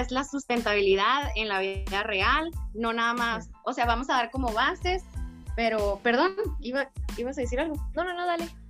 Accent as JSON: {"language": "Spanish", "region": "Sonora", "country": "Mexico", "also_born_or_lived": "Guadalajara", "moved": "as an adult", "said": "soy ingeniera en ciencias ambientales con maestría en proyectos y edificaciones sustentables. Soy de Sonora"}